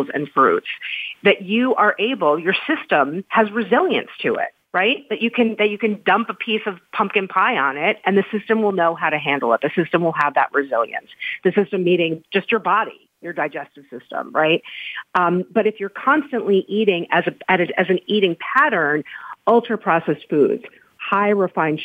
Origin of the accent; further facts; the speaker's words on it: United States; I am American. I've lived here my whole life